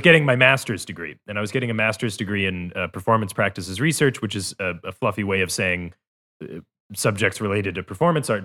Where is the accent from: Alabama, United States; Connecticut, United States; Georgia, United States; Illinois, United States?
Illinois, United States; outside of Chicago; moved away; also born or lived in Glasgow, Scotland / Cleveland; when I was growing up outside of Chicago